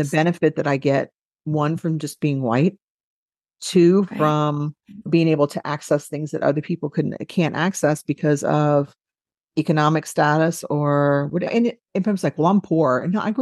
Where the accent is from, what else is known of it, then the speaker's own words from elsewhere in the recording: New Orleans, Louisiana, United States; I am from New Orleans, and I am white.